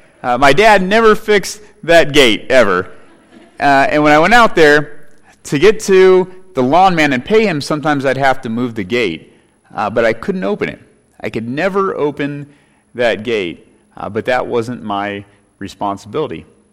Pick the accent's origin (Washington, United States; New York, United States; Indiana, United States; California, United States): California, United States; Growing up in California as a boy, I have many memories there.